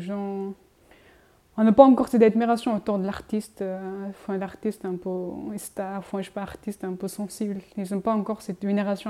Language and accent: French; Montpellier, Occitania, France; moved away; chez moi à Montpellier